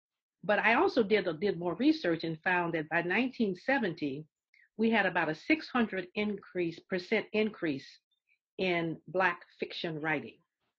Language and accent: English; Augusta, Georgia, United States; I grew up in the South. We did have more books in our libraries, for instance, than existed in, say, the main library downtown. So I would know about books written by people in my community. I'm from Augusta, Georgia, Frank Yerby's hometown, James Brown's hometown